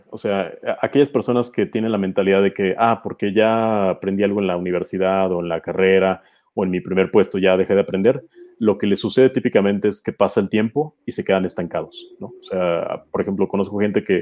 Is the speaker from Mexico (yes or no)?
yes; Mexico; moved away; soy mexicano